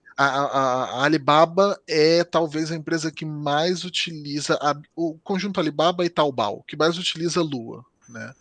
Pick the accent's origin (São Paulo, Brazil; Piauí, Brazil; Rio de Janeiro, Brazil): Rio de Janeiro, Brazil; moved away as an adult; now in Portugal; eu sou do Rio de Janeiro, né? Cresci no Rio de Janeiro